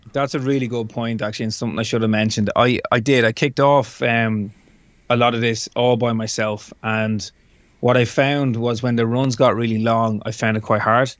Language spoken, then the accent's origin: English; Dublin, Leinster, Ireland; it's my hometown, it's my home city